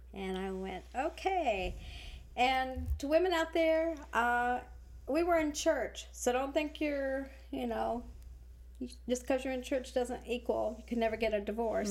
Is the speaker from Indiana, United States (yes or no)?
no; Ohio, United States; moved away as an adult; now in Texas, United States; I uh, came from Ohio